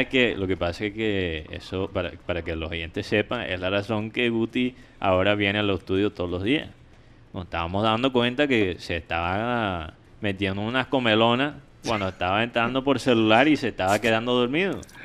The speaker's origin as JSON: {"language": "Spanish", "country": "United States", "said": "yo como gringo"}